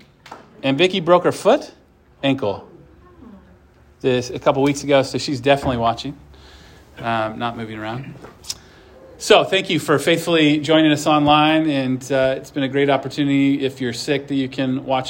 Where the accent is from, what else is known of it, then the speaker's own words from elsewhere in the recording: Omaha, Nebraska, United States; moved away; Growing up in Omaha